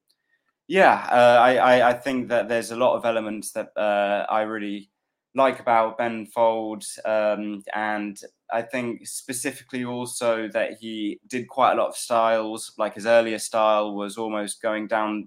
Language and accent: English; London, United Kingdom; also born or lived in Peckham, London; I'm from Fulham originally, and I'm living around Peckham these days.